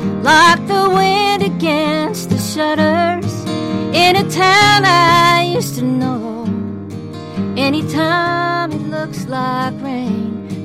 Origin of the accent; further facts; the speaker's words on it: western Pennsylvania, United States; moved away; I'm from Pennsylvania, western Pennsylvania